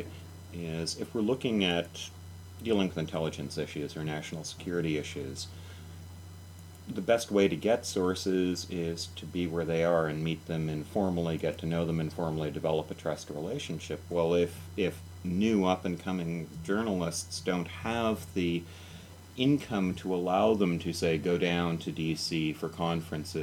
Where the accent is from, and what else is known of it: Canada